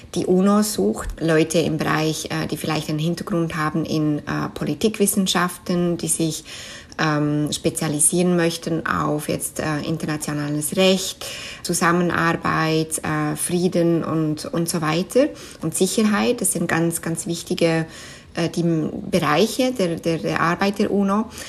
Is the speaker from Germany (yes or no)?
no; Switzerland; first language Swiss German; German is a second language; moved away as an adult; now in New York, United States; Schweizerisch ist natürlich meine Muttersprache, wo ich aufgewachsen bin